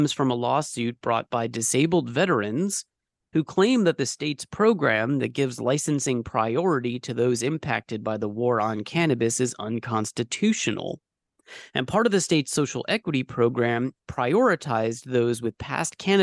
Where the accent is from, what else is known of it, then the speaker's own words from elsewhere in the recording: California, United States; now in New York, United States; I'm from California